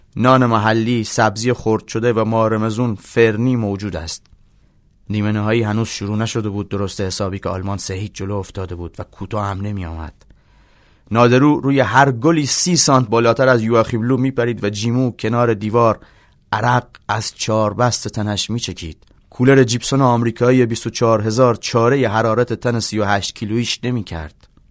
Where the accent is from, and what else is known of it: southern Iran, Iran; born or raised there